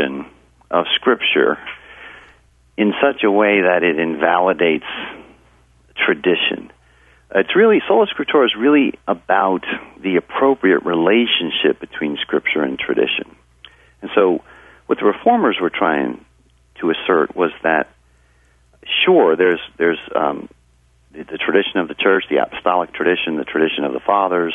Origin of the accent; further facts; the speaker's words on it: Hudson Valley, New York, United States; I'm from the Hudson Valley area